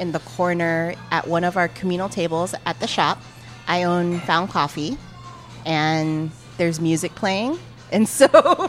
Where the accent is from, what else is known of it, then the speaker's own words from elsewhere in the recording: La Crescenta, California, United States; I actually grew up in the San Fernando Valley. So I grew up in La Crescenta. It's actually maybe 10 miles north of Eagle Rock, which where my shop is located.